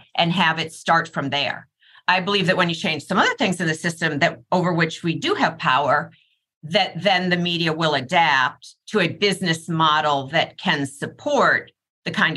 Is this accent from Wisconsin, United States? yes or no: yes; Wisconsin, United States; in Wisconsin, my home state